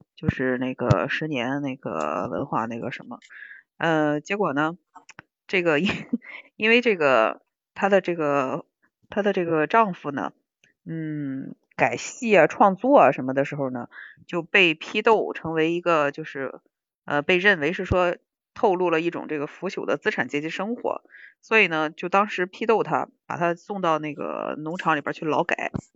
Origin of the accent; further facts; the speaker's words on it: Shandong, China; 我们山东人接受起来这个事情，多少还是有点觉得得得得得琢磨琢磨。